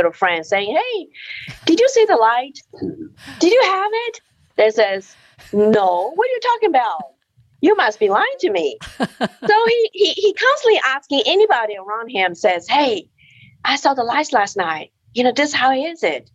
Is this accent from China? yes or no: yes; China; moved away; I was born in China in 1964. We live in an apartment share of another family.